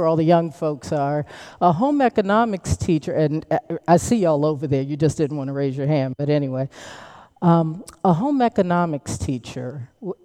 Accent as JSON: {"language": "English", "country": "United States", "said": "I'm from Washington, but my folks are from the great state of Alabama."}